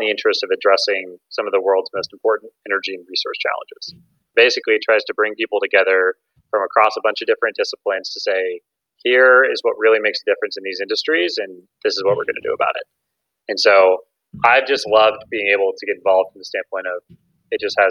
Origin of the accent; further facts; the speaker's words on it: Midwest, United States; moved away as an adult; now in Bay Area, United States; I grew up in the Midwest